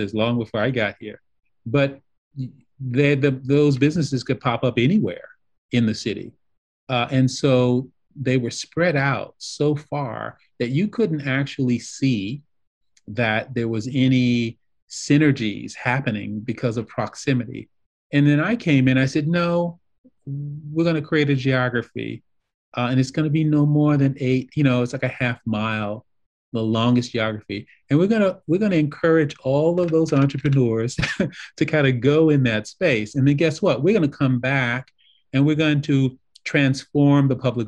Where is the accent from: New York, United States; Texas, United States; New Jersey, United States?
New York, United States; also born or lived in Detroit, United States / Italy; now in Chicago, United States; I'm originally a New Yorker